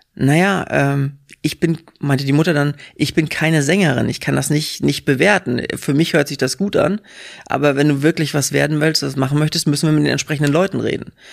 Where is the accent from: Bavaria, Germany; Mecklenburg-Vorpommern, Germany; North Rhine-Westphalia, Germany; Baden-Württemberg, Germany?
Mecklenburg-Vorpommern, Germany; southern Western Pomerania; also born or lived in Hamburg / England; now in Berlin, Germany; wir kommen aus dem Südpom, wenn du am Wochenende was erleben wolltest, bist du erstmal zwei Stunden in irgendeine Richtung gefahren